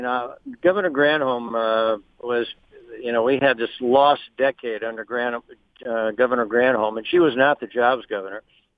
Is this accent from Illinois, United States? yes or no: no; Midland, Michigan, United States; in my hometown of Midland